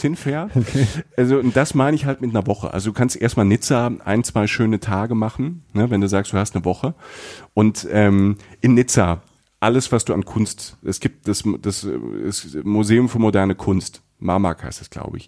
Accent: Rhineland-Palatinate, Germany; Ich bin in der Pfalz groß geworden, ne, an der französischen Grenze

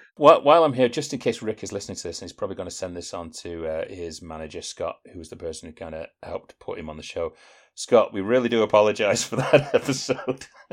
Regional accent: United Kingdom; we're British Philistines

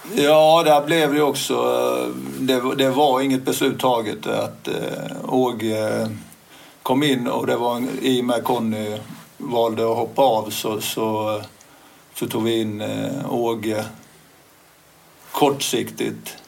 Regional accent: Småland, Sweden; moved away; also born or lived in Helsingborg; jag är inte från Helsingborg från början, men, utan smålänning

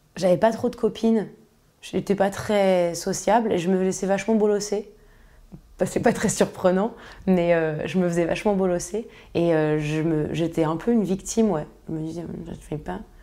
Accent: Paris, Île-de-France, France; je suis née à Paris

